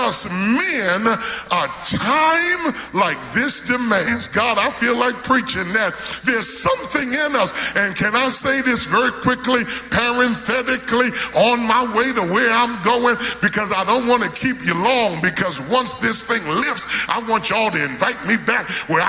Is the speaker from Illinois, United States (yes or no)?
no; New York, United States; I grew up in New York